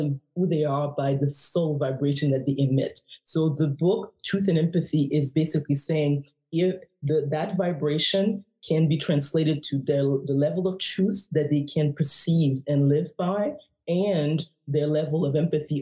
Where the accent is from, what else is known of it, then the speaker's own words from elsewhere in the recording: Haiti; I'm from the West Indies, I'm from Haiti.